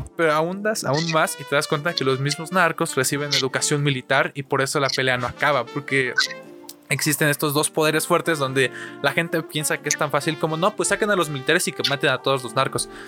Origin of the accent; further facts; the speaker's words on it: Mexico; en mi situación mexicana, como mexicano